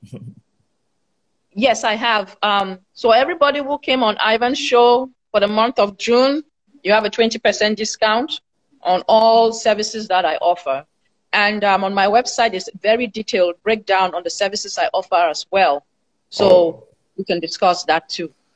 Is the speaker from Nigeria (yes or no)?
no; Cameroon; moved away as an adult; now in United States; I'm from Cameroon originally